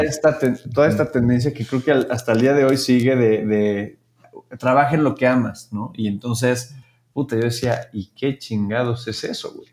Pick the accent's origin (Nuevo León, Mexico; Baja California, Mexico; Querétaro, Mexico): Querétaro, Mexico; Yo soy de Querétaro